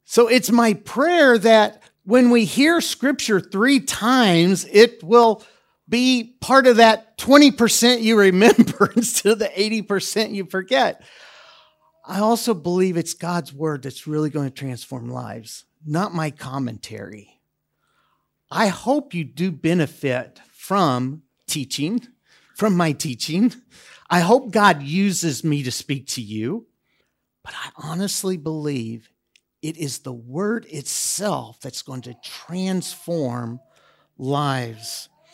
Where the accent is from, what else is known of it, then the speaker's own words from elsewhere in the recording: United States; now in Debrecen, Hungary; I'm an American